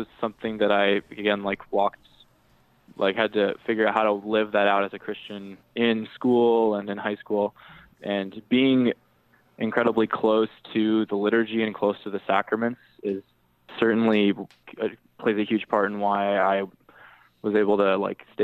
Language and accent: English; Lower Michigan, United States; also born or lived in Marquette, Michigan / Iron Mountain, Michigan; I was born in Marquette, but my dad became a teacher after he taught at Marquette Public Schools for a number of years. We moved down to Lower Michigan